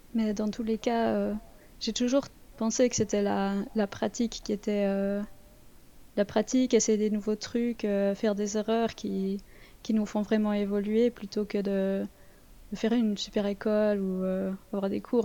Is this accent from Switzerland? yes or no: yes; Vaud, Switzerland; accent: Vaudois; mon accent vaudois